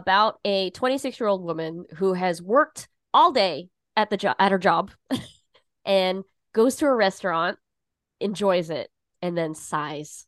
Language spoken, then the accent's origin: English; Southern California, United States; now in New York, United States; I grew up in California, spent, you know, my high school period of my life in Southern California